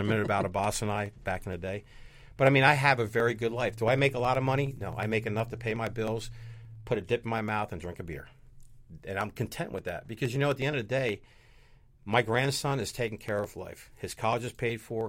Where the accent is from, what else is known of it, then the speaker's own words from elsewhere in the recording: New Jersey, United States; I'm from New Jersey